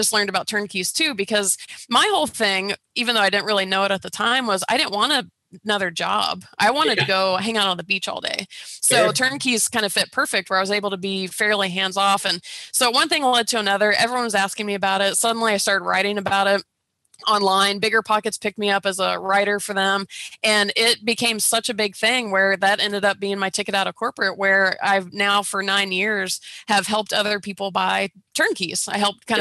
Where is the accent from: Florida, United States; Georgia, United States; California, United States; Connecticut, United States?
Georgia, United States; I grew up in Georgia